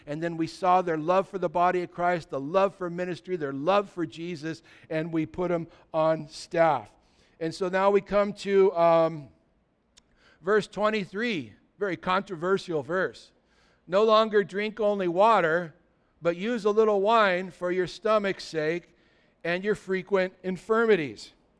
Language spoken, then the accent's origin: English; California, United States; I remember when we were kids, we grew up in California, and we used to, as teenagers, drive across the border to go surf in Mexico.